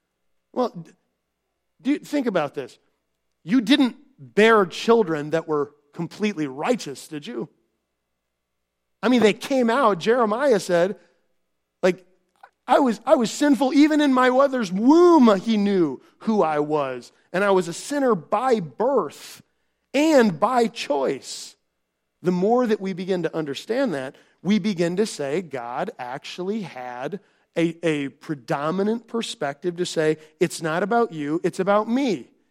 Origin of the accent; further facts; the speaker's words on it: Minnesota, United States; because I came from Minnesota, that this is going on.